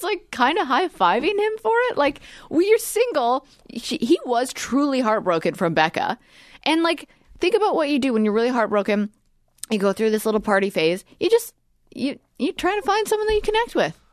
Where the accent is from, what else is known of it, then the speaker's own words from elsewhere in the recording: Edmonton, Alberta, Canada; we're from, uh, Edmonton.